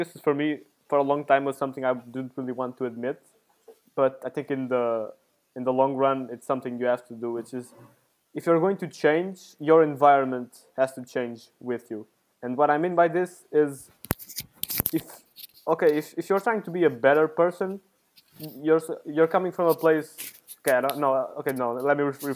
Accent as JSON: {"language": "English", "country": "Portugal", "moved": "as an adult", "lives_now": "Italy", "said": "I came from Portugal to here."}